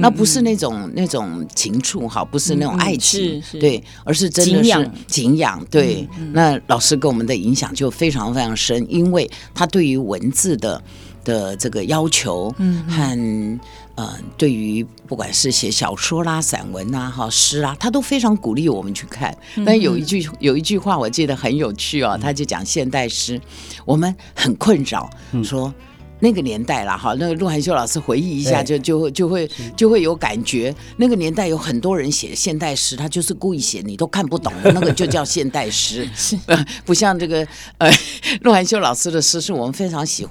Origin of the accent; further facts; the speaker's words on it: Taichung, Taiwan; moved away; also born or lived in Taipei; 这是我的家乡。